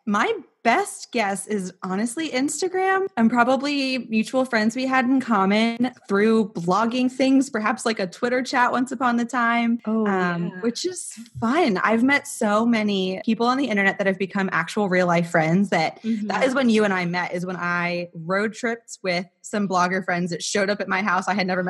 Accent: Arizona, United States; now in Richmond, United States; I'm 26. And yeah, I live in Richmond now. I grew up in Arizona.

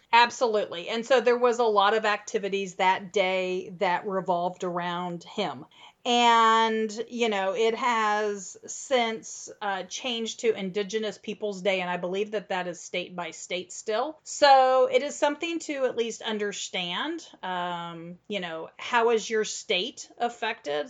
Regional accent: Midwest, United States; now in Central Texas, United States; so I grew up in the Midwest

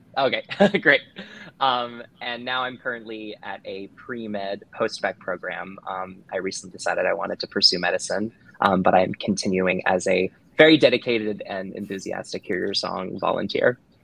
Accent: New Jersey, United States; I am from New Jersey

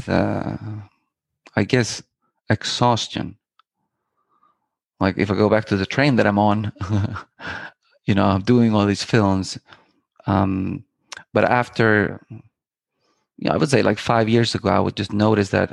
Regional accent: Iceland; I am from Iceland. Born and raised in Iceland, and I started I grew up in the countryside of Iceland

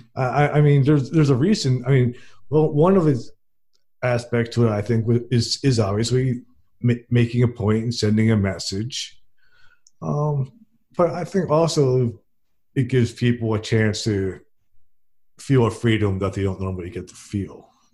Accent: New Jersey, United States; now in Fairhope, United States; I'm from New Jersey and I live in Fairhope, Alabama

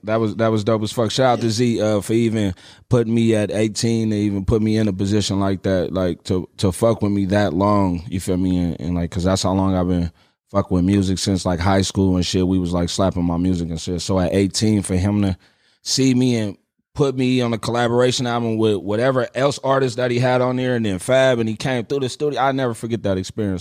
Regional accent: Richmond, California, United States; I grew up in Richmond, California

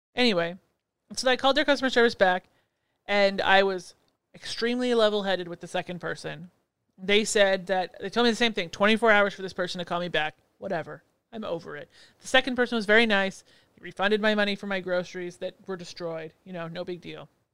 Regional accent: Canada; I'm Canadian

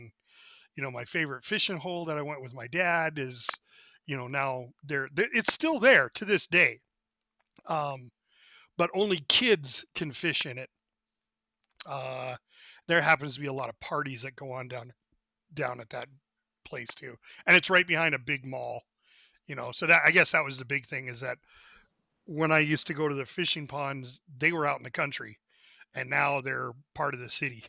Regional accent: Montana, United States; I grew up here

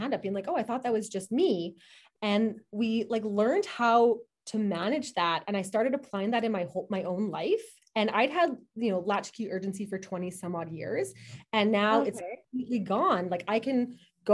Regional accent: Manitoba, Canada; moved away as an adult; also born or lived in Kingston, Ontario; I'm from Manitoba

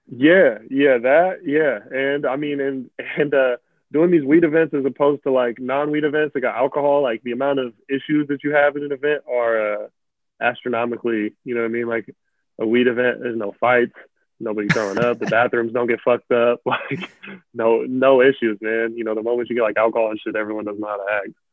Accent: Central Washington, United States; also born or lived in Memphis, Tennessee / Portland, Oregon; now in Seattle area, United States; I grew up in like Central Washington

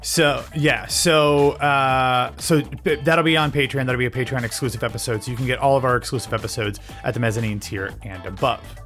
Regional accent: Columbus, Ohio, United States; my hometown of Columbus, Ohio

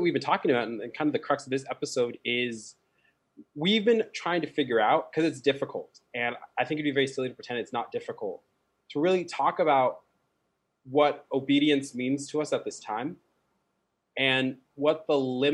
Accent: Colorado, United States; moved away; Colorado, my home state

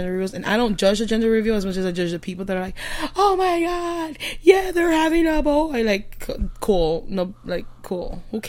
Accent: Miami, Florida, United States; now in Southern Alabama, United States; I'm in my early 30s. Yeah. I'm from Miami, Florida. Originally. Forcefully brought to Southern Alabama.

